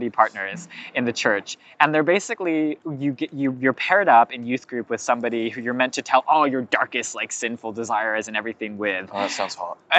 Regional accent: California, United States; Lots of people where I grew up in California, that happened to them.

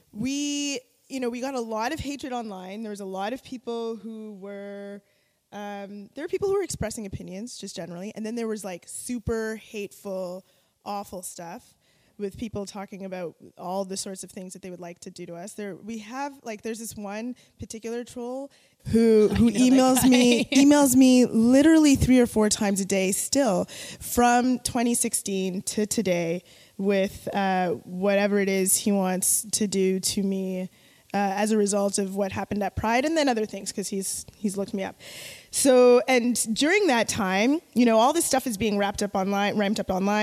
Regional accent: Jamaica; also born or lived in Toronto, Canada; As a Jamaican person

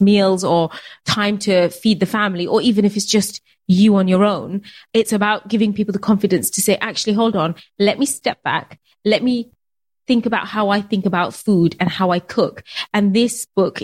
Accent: United Kingdom; being Bangladeshi, being British

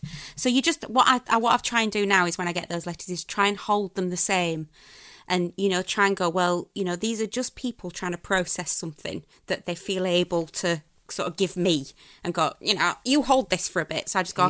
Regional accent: Sheffield, Yorkshire and the Humber, United Kingdom; I'm from Sheffield.

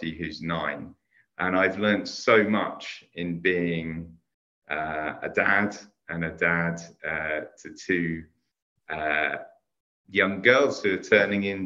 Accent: Hampton, London, United Kingdom; I grew up in Hampton in Middlesex.

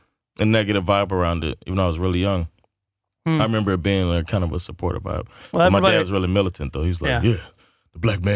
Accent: Miami, Florida, United States; moved away as an adult; now in Sweden; We're both Americans living in Sweden. I'm from the U.S. I'm from Miami, Florida.

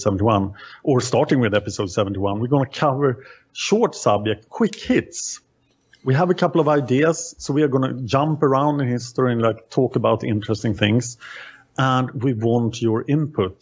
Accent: Sweden; I am from Sweden

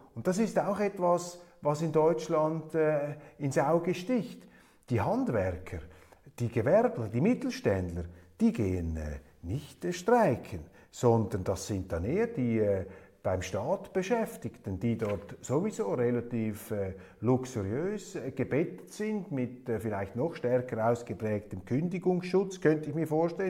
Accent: Switzerland; als Schweizer

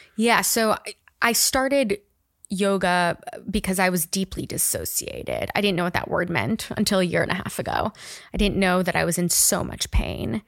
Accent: Miami Beach, Florida, United States; moved away as an adult; also born or lived in New York; now in Austin, United States; I grew up in Miami Beach

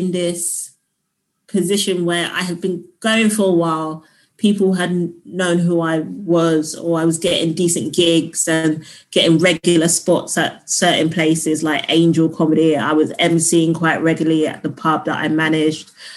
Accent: London, United Kingdom; I'm from South London.

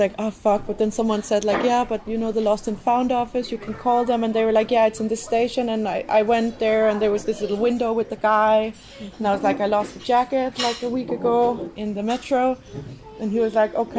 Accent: Denmark; now in Finland; I'm from Denmark

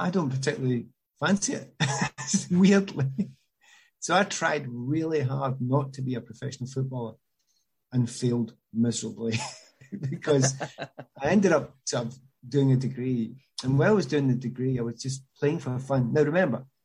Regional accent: Glasgow, Scotland, United Kingdom; moved away as an adult; also born or lived in London; now in England; I was brought up in Glasgow, Celtic supporting family

